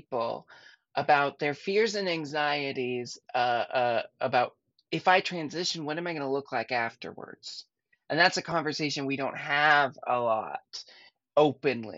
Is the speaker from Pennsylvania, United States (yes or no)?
no; Portland, Oregon, United States; I grew up in Portland